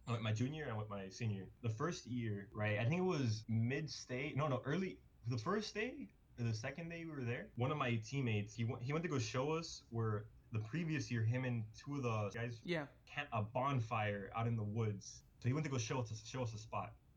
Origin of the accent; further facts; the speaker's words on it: Miami, Florida, United States; we're from Miami